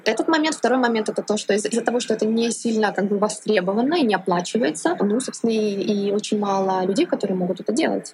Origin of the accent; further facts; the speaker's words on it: Kharkiv, Kharkiv Oblast, Ukraine; moved away as an adult; also born or lived in Volgograd, Russia / London, United Kingdom; now in Brussels, Belgium; Я родилась в Волгограде, прожила до 18 лет в Харькове, в Украине